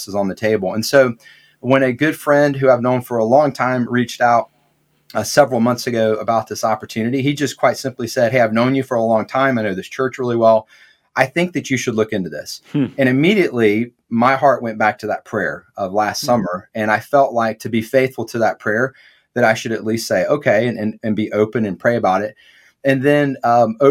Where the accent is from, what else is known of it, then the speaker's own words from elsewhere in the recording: Atlanta, Georgia, United States; I grew up in Metro Atlanta